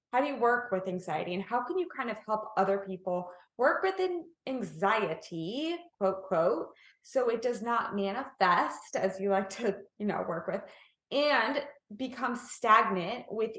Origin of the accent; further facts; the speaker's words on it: Kansas City, Missouri, United States; now in California, United States; Ah, I'm a Midwest girl too. I'm a Kansas City girl.